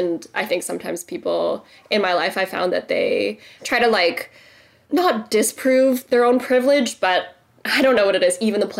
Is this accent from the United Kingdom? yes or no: no; Canada; Yeah, and I'm, like, so Canadian. I'm more Canadian than some, like, European friends I have, you know?